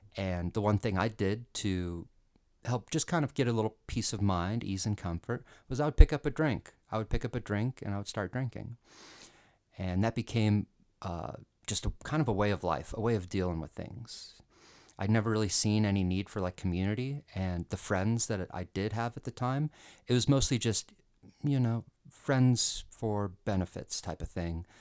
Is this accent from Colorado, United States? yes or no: yes; Colorado, United States; I was born and raised in Colorado, and, you know, it's kinda dry here